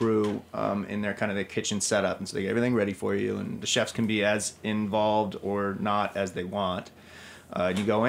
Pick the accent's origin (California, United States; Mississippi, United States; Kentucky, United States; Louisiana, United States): California, United States; Southern; now in New York, United States; I'm from Southern California